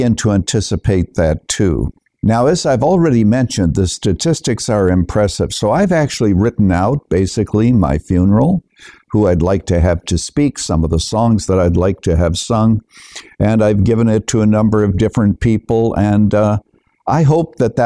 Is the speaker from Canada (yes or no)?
yes; Canada; moved away as an adult; now in United States; I was born and raised in Canada, but I'm a naturalized citizen here in the United States, coming here in the early 1970s.